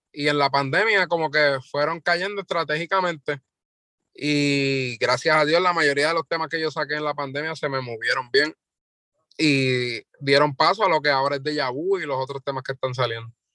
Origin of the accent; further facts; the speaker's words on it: Loíza, Puerto Rico; yo soy de Loiza, tengo 21 años